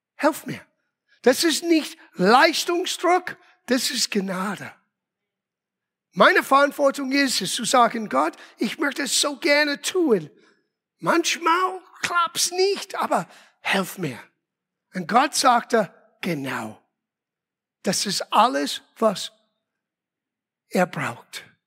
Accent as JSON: {"language": "German", "region": "Rhode Island", "country": "United States", "tie": "born or raised there", "also_born_or_lived": "Los Angeles", "first_language": "English", "second_language": "German", "moved": "as an adult", "lives_now": "Germany", "said": "von Los Angeles nach Rhode Island, meiner Heimat, wieder umgezogen."}